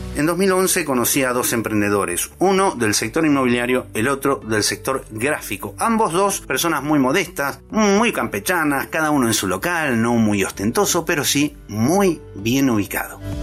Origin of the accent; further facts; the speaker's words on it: Argentina; Argentina, mi tierra